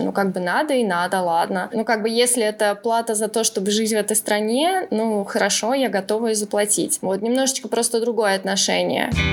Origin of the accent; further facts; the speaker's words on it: Podolsk, Moscow Oblast, Russia; moved away as an adult; now in Tehran, Iran; выросла я в основном в Подольске, в Подмосковье